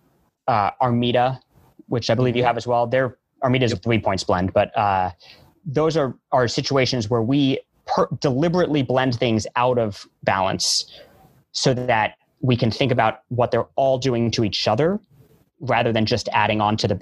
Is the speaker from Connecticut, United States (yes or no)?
no; New York, United States; I grew up in New York. I'm a New Yorker at heart. And I feel lucky that I still get to live here